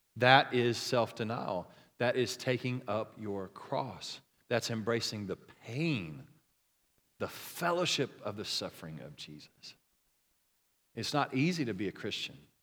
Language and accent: English; Oklahoma, United States; I'm from Oklahoma